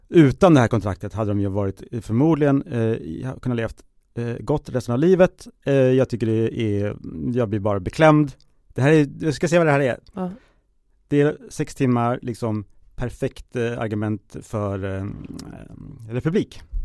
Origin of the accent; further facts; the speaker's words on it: Sweden; som svensk